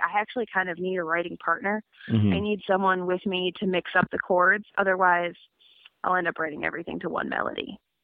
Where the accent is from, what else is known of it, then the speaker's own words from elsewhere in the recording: Amherst, Massachusetts, United States; also born or lived in Brooklyn, New York; now in Philadelphia, United States; I grew up in Amherst, Massachusetts, which is fondly known as the crankiest little town in the U.S. of A.